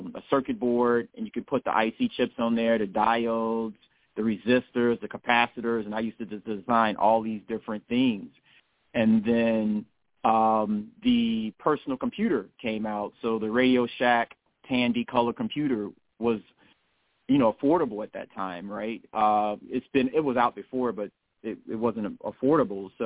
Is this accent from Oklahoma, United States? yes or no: no; Chicago, Illinois, United States; I was born and raised originally in the South Shore area, and then we moved to Jeffrey Manor, where I spent most of my years at, so South Side, Southeast Side.